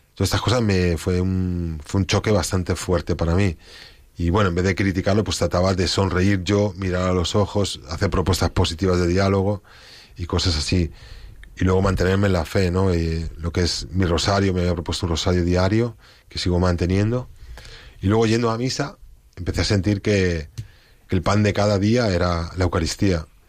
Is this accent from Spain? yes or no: yes; Spain; yo como español